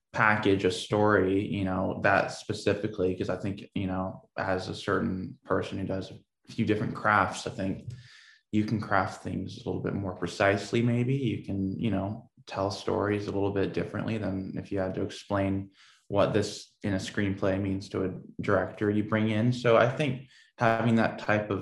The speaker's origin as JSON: {"language": "English", "town": "Portland", "region": "Oregon", "country": "United States", "tie": "born or raised there", "said": "I grew up in Portland, Oregon"}